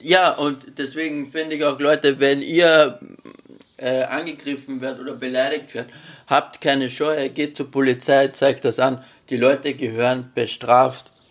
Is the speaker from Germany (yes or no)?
no; Austria; weil ich aus Österreich.